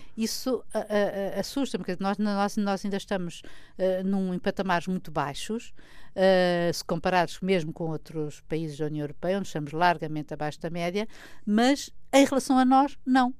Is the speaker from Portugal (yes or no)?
yes; Portugal; eu como portuguesa